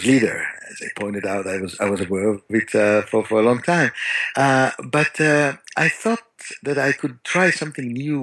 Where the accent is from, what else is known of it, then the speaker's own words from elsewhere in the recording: Tel Aviv, Tel Aviv District, Israel; I grew up in Tel Aviv